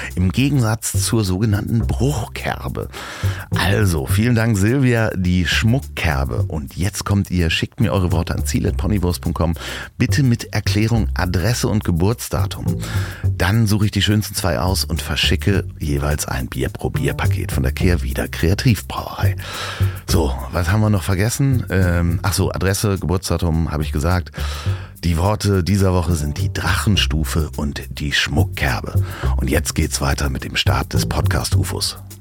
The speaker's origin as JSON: {"language": "German", "region": "Hamburg", "country": "Germany", "accent": "Hamburg", "said": "ich hatte einen sehr hamburgischen Akzent. Ich habe dann wirklich so gesprochen als, als Junge, wie so ein äh, Junge vom Hafen eigentlich"}